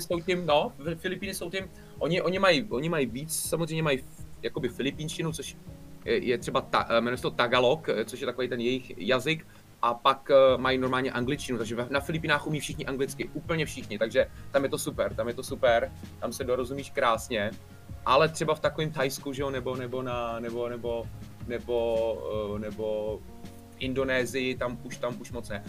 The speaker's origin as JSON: {"language": "Czech", "country": "Czechia", "said": "Jsme se vrátili sem do Čech"}